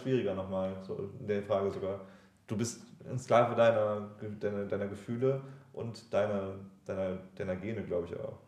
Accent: Germany

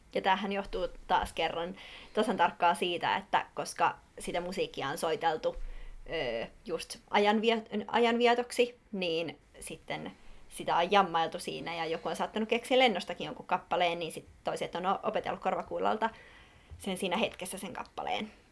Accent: Espoo, Uusimaa, Finland; Mä oon Espoosta kotosin

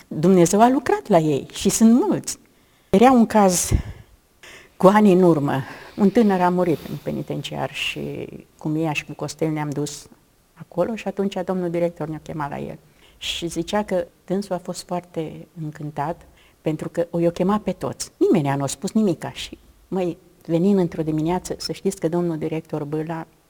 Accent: Romania; Sunt româncă.

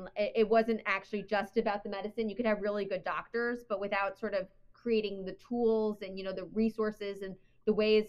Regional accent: New York, United States; moved away as an adult; also born or lived in Connecticut / Philadelphia; now in North Carolina, United States; I grew up in New York, went to college in Connecticut at Wesleyan University, went to medical school at the University of Pennsylvania School of Medicine.

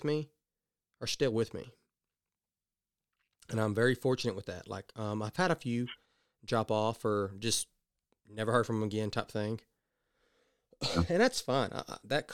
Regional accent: the South, United States; I'm from the South

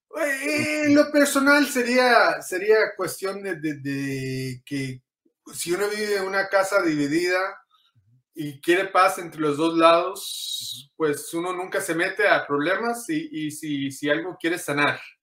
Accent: Inglewood, California, United States; also born or lived in Costa Rica; soy de acá, de Los Ángeles, California. Eh, eh, en realidad enfocado sería Inglewood, California.

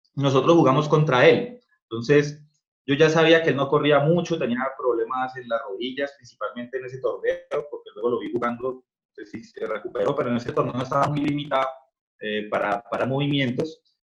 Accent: Colombia; soy colombiano

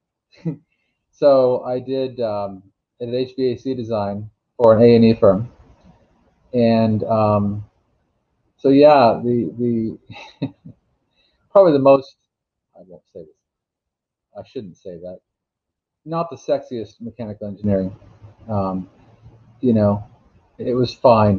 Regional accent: Alaska, United States; I went up to Fairbanks, which is the real engineering school where I grew up in Alaska

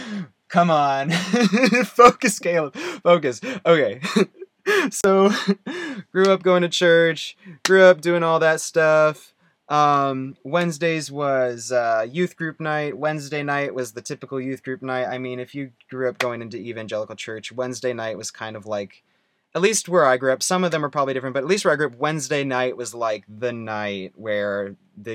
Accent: Rowlett, Texas, United States; born or raised there; also born or lived in Wisconsin

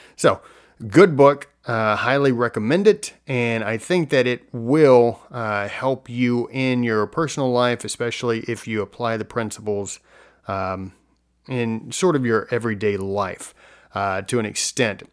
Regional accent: United States; as American citizens

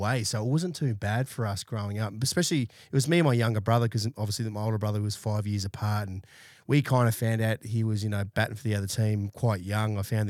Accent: Brisbane, Queensland, Australia; So I grew up in East Brisbane, 1984 I was born.

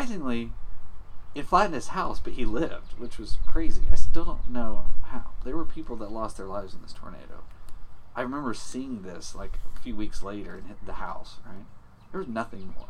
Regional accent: Alabama, United States; Alabama, you get tornadoes all the time

